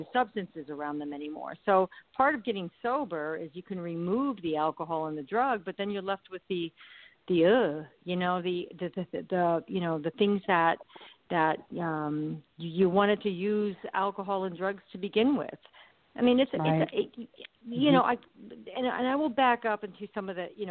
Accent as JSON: {"language": "English", "region": "Arizona", "country": "United States", "tie": "born or raised there", "also_born_or_lived": "Pennsylvania", "said": "When I was a child, we moved from Pennsylvania to Arizona"}